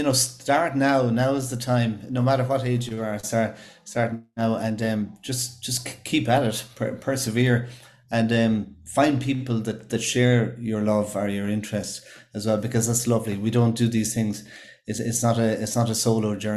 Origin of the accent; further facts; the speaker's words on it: Ireland; living here on our small island of Ireland